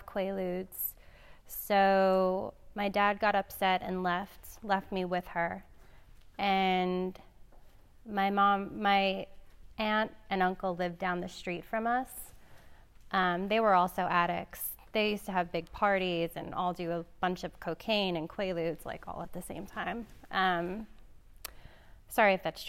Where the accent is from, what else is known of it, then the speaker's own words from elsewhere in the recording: New York City, New York, United States; I grew up in Staten Island